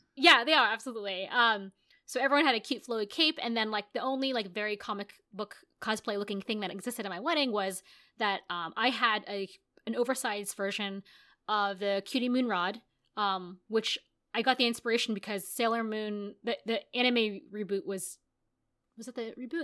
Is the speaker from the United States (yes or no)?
yes; United States; also born or lived in Japan / Los Angeles; I'm American, I grew up in America, uh, even though I'm Asian